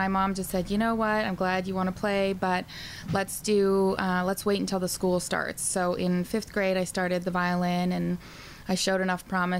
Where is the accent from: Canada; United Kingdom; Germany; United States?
United States; Billings, Montana; Billings, Montana.